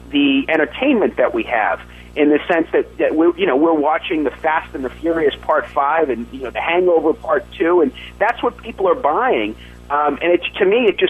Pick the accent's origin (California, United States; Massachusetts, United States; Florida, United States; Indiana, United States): Massachusetts, United States; my home state of Massachusetts